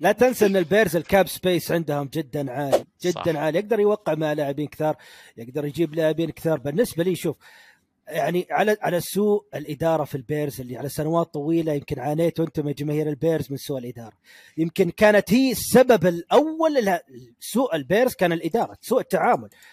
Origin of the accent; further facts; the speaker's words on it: Ha'il, Ha'il Province, Saudi Arabia; accent: Ha'ili; أنا لهجتي حائلية من حائل